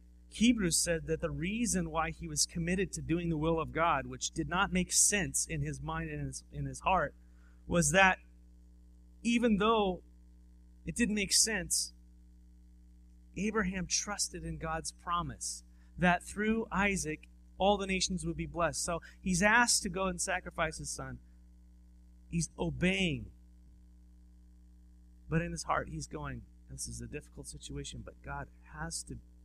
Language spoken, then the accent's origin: English; Southern California, United States; now in Walla Walla, United States; I'm from Southern California